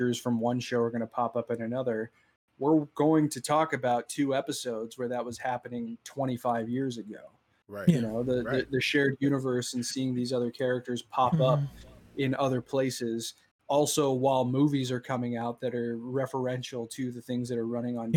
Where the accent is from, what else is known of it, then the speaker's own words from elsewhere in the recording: Southern California, United States; we grew up in Southern California.